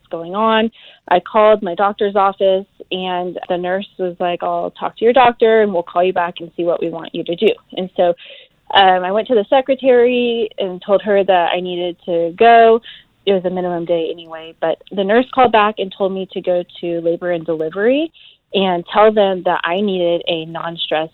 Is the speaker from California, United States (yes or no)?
yes; California, United States; moved away as an adult; now in South Carolina, United States; I'm originally from California, but we currently live in South Carolina